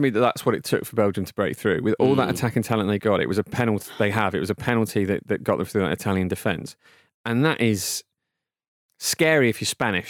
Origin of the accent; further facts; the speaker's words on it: England, United Kingdom; as an Englishman